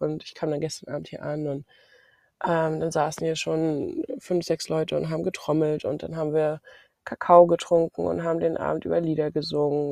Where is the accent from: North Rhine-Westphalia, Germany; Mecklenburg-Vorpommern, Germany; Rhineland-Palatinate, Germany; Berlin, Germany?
Mecklenburg-Vorpommern, Germany; ich komme aus Mecklenburg-Vorpommern